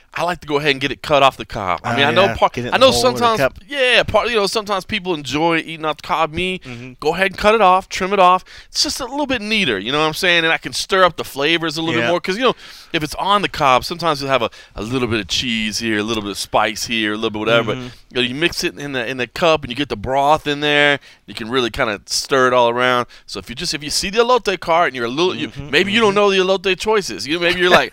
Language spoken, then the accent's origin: English; Texas, United States; moved away; my home state of Texas